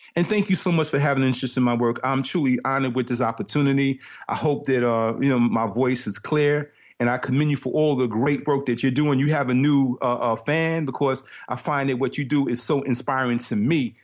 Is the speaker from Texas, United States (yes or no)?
no; New York City, New York, United States; growing up in Brooklyn